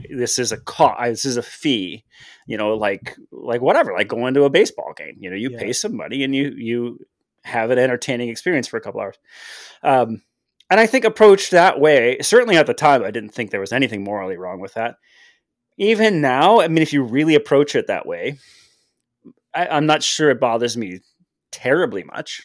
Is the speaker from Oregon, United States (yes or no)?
no; Detroit, Michigan, United States; growing up in Detroit